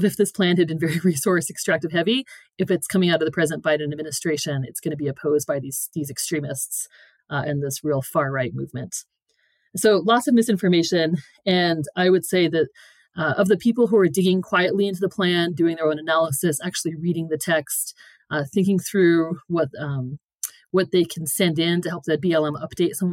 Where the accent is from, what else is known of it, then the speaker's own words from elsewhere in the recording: Green River, Wyoming, United States; It's where I grew up in Green River, Wyoming